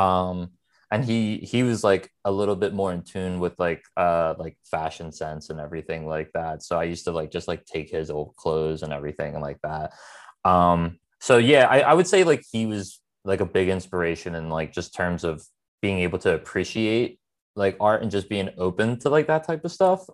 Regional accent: Philadelphia, Pennsylvania, United States; I'm born and raised in Philadelphia, uh, a, a part of the city, like, northeast Philadelphia

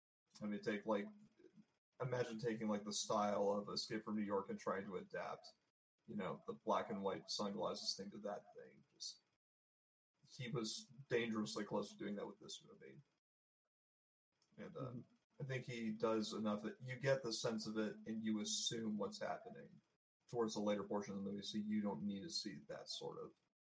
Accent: Canada; Because we're Canadian.

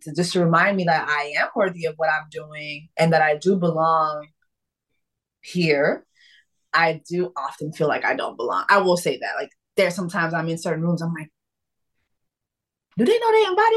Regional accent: Miami, Florida, United States; I was raised in Miami

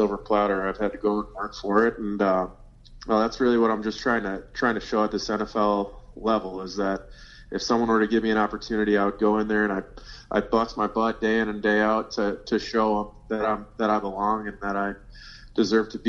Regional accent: Minnesota, United States; born and raised in Minnesota

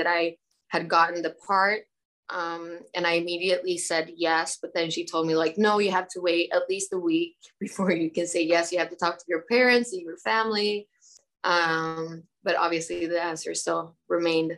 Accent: Stockholm, Stockholm County, Sweden; I'm born and raised in Stockholm in Sweden

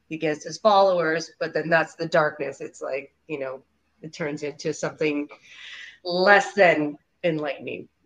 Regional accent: Canada; yes, we're Canadian. We're in.

